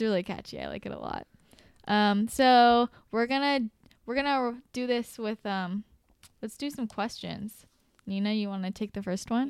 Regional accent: Bay Area, California, United States; moved away as an adult; now in Los Angeles, United States; I'm from the Bay Area originally

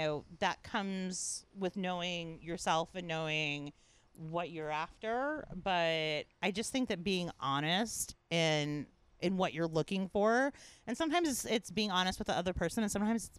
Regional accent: Minnesota, United States; my hometown in Minnesota

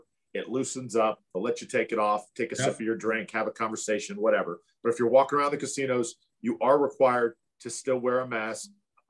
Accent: Tampa, Florida, United States; I love Tampa Bay. I love my hometown. If I did not live in Tampa Bay, I'm going to Las Vegas, no doubt.

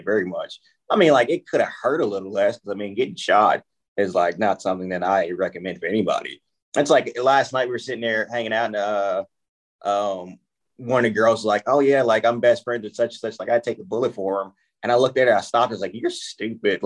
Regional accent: South Louisiana, United States; I grew up in Louisiana, born and raised South Louisiana

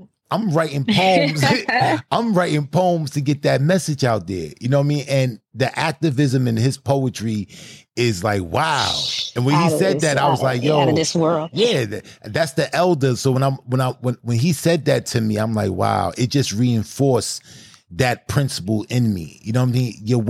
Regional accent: Brooklyn, New York, United States; I came from Brooklyn.

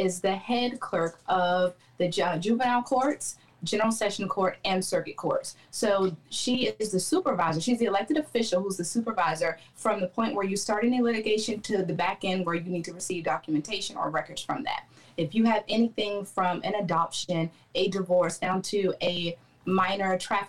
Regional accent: Clarksville, Tennessee, United States; also born or lived in Baltimore, Maryland; Okay, well, I'm originally from Baltimore, Maryland. That's where I was born. I got to Clarksville, Tennessee in about 1995. I am the child of soldiers, so we stayed here for my stepdad's duty station. I grew up here, and then I joined the Army from here.

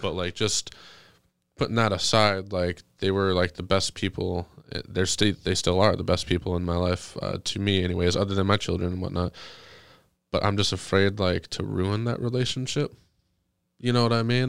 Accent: Monroe, Michigan, United States; moved away; Growing up in Monroe

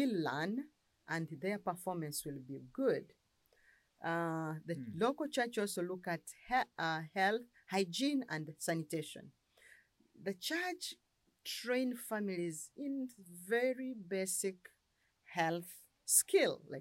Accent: Uganda; I come from Uganda. I live in Kampala

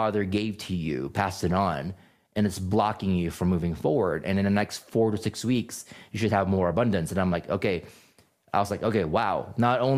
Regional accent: Philippines; moved away; also born or lived in California; I grew up in the Philippines, and I grew up in a very strict Catholic upbringing

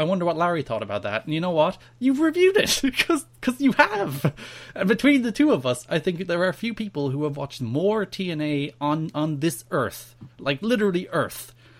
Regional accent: Ireland; I'm Irish.

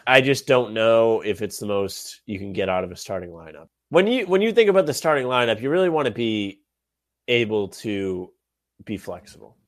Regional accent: Rhode Island, United States; I'm from Rhode Island.

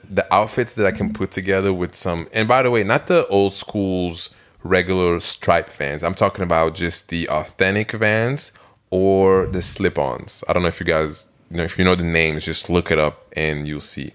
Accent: Belgium; moved away; I'm from Belgium.

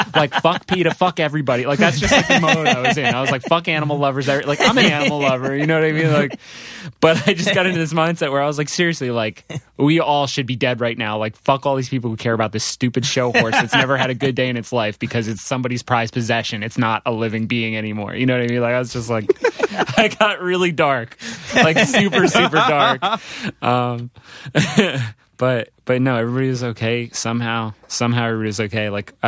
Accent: New Jersey, United States; also born or lived in Providence; I mean, I was born in Providence. My parents were teaching up there in Providence.

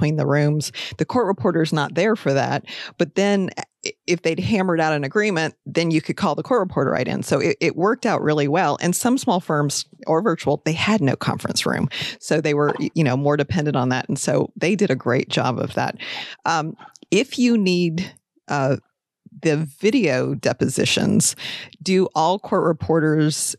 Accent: Pensacola, Florida, United States; I'm from Pensacola

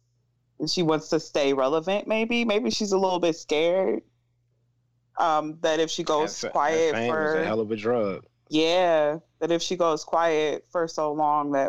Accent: New York, United States; as a New Yorker

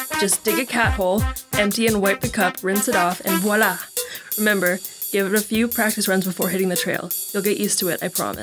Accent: Santa Cruz, California, United States; I grew up in Santa Cruz, California, so we got the redwoods

